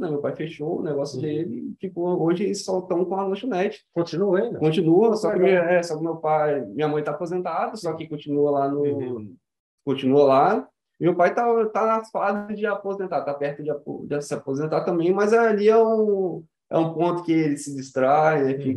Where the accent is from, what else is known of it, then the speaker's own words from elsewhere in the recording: Vitória, Espírito Santo, Brazil; also born or lived in Cariacica; vim de família humilde, nasci aqui no Espírito Santo mesmo, né? Vitória. Vitória. Uhum. Só que eu moro em Cariacica, sempre moro em Cariacica, né? Uhum. perto da Água Branca, do prédio da Água Branca.